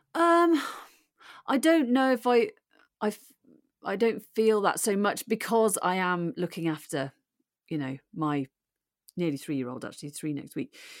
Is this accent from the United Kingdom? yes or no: yes; Birmingham, West Midlands, United Kingdom; accent: Brummy; moved away; also born or lived in Aberdeen / Newcastle / Cardiff; I was born in Aberdeen and brought up in Birmingham